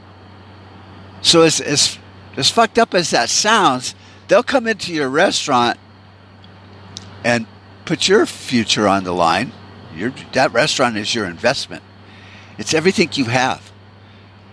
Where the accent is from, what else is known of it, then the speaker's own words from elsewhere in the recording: United States; as an American